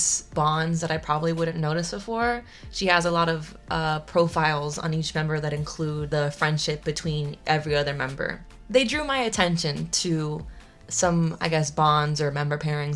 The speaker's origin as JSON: {"language": "English", "country": "United States", "said": "we're coming from America and we're coming from our, you know, Latinx"}